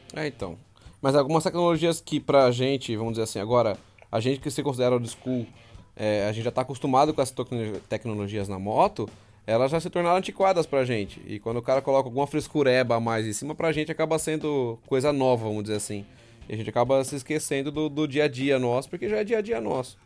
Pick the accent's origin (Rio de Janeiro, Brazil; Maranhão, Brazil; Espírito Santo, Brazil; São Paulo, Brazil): São Paulo, Brazil; Amparo; eu sou de Amparo, eu tô a 100km de casa